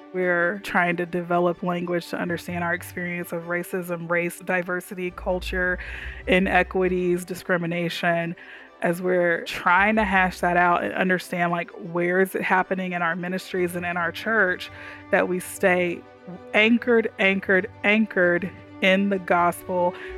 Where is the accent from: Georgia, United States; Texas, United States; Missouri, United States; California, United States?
Texas, United States; Houston; also born or lived in Dallas, Texas; now in Tyler, United States; I grew up in Houston, lived in Dallas half my life